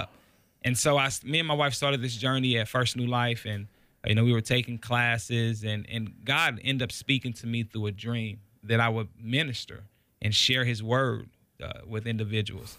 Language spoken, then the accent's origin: English; Kansas City, Missouri, United States; moved away as an adult; I'm originally from Kansas City, Missouri. uh, born and raised